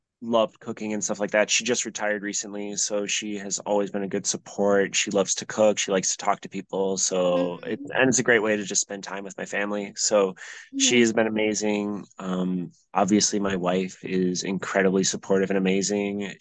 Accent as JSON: {"language": "English", "town": "Madison", "region": "Wisconsin", "country": "United States", "tie": "born or raised there", "said": "Growing up in Eakin Park, I like going to Tip Top Tavern"}